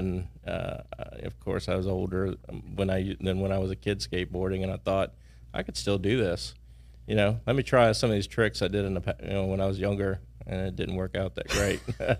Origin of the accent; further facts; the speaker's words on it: Houston, Texas, United States; born there; also born or lived in New Orleans / San Antonio; now in Baton Rouge, United States; I moved here in 1980, right around 1980. I was born in Houston, lived in New Orleans a little while, San Antonio, and came here. So Baton Rouge for me is home.